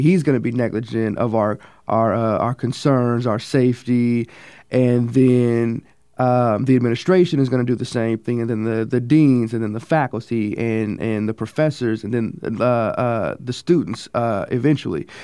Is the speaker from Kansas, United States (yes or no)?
yes; Kansas City, Kansas, United States; I'm a sophomore from Kansas City, Kansas